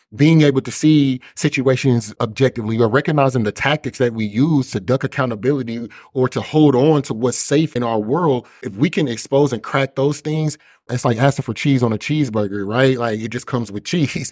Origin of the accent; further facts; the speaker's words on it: Kansas City, Missouri, United States; I grew up in Kansas City, Missouri, predominantly the six four one three oh area code